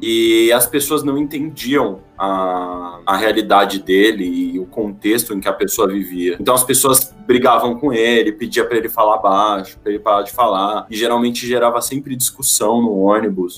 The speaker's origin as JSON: {"language": "Portuguese", "country": "Brazil", "said": "a gente é brasileiro"}